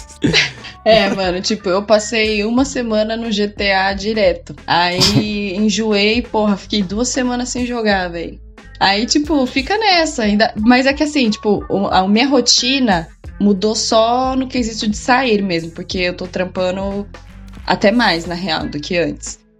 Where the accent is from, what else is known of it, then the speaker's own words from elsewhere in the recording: Praia Grande, São Paulo, Brazil; moved away as an adult; also born or lived in Santos / Rio de Janeiro; now in São Paulo, Brazil; eu não sou de São Paulo, né? Eu morava em Praia Grande com os meus pais, eu fui morar sozinho em Santos e fui direto pro Rio de Janeiro, pulei São Paulo